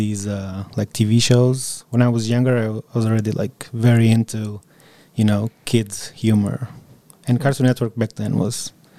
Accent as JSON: {"language": "English", "country": "Portugal", "tie": "born or raised there", "second_language": "English", "moved": "yes", "said": "growing up in Portugal"}